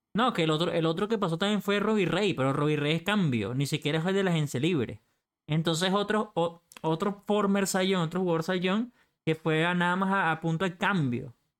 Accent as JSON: {"language": "Spanish", "country": "Venezuela", "said": "como decimos en Venezuela"}